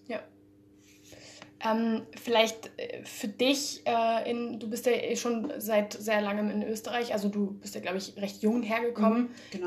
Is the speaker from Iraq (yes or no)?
no; Spain; moved away as an adult; also born or lived in Germany; now in Austria; ich bin ursprünglich aus Spanien, bin yeah. in Deutschland geboren, bin aber nach Spanien gezogen recht, äh, recht früh